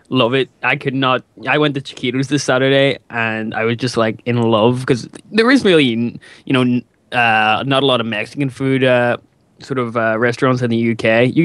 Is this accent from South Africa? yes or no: no; India; Being an Indian, the ongoing onslaught of curries and chutneys is tiring.